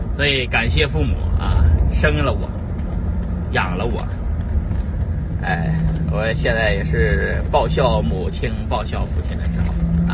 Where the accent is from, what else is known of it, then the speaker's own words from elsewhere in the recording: China; moved away as an adult; now in United States; 作为中国人啊，潜伏在美国